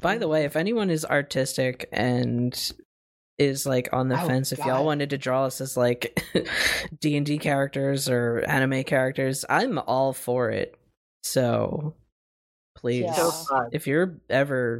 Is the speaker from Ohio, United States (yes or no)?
no; Philadelphia, Pennsylvania, United States; accent: heavy Philly; our heavy Philly accents